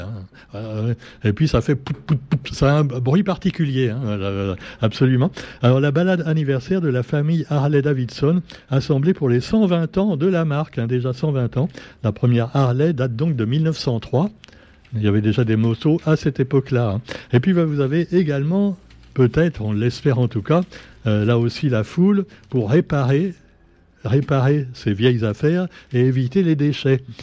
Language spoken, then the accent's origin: French; Paris, Île-de-France, France; moved away; d'origine, je suis parisien